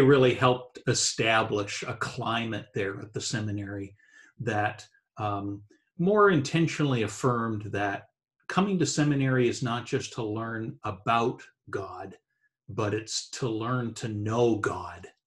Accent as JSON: {"language": "English", "region": "New Brunswick", "country": "Canada", "tie": "born or raised there", "said": "I was brought up in Eastern Canada, uh, the province of New Brunswick, uh, wow. uh, is where I grew up"}